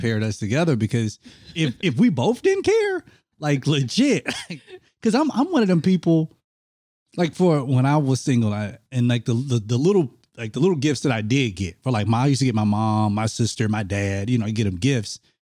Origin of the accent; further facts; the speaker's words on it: Mississippi, United States; I grew up in Mississippi